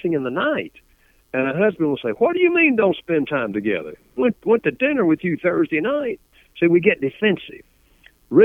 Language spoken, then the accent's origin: English; the South, Southern United States, United States; accent: Southern; first language English; I grew up speaking English Southern style